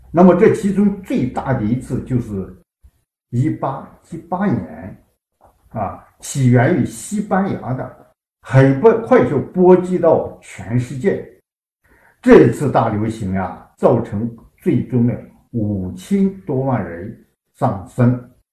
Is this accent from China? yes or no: yes; China; 体现了我们中国人民